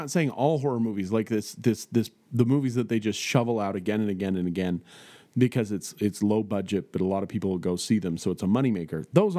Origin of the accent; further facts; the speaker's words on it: United States; I'm an American